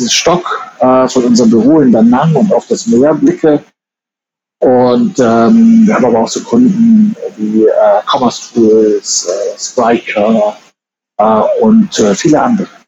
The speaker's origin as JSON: {"language": "German", "country": "Germany", "said": "kennt man halt so als Deutscher und habe dann von Thailand aus ein Jahr lang ganz Asien gescoutet."}